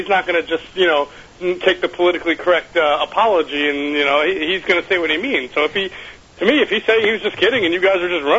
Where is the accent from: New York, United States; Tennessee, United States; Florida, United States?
New York, United States; I'm from New York. So I grew up a Giants fan.